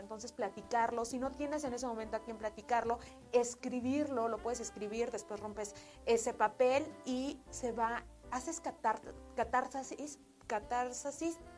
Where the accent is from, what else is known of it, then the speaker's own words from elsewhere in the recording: Mexico; como mexicanos